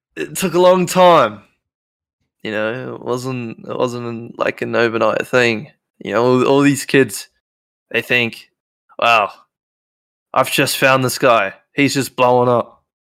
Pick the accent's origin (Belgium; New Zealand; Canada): New Zealand; I'm nineteen, I'm from New Zealand